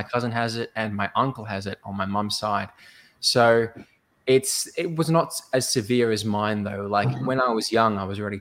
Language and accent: English; Melbourne, Victoria, Australia; I'm from Melbourne, Australia